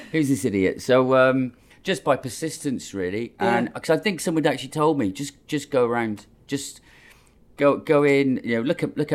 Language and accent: English; Cardiff, Wales, United Kingdom; moved away; Yeah, Cardiff. Cardiff's my hometown.